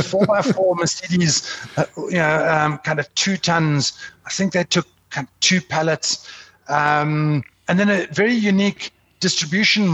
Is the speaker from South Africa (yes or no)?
yes; South Africa; as a South African